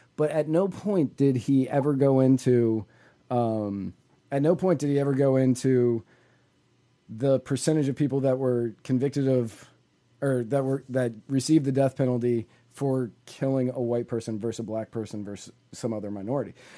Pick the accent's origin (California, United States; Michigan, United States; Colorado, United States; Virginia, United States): Virginia, United States; moved away; also born or lived in Tennessee; I grew up in Virginia